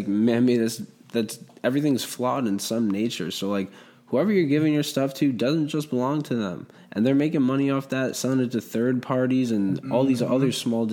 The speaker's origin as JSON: {"language": "English", "town": "New York City", "region": "New York", "country": "United States", "tie": "born or raised there", "also_born_or_lived": "Florida / Danbury", "moved": "yes", "said": "I grew up in New York, you know, Manhattan"}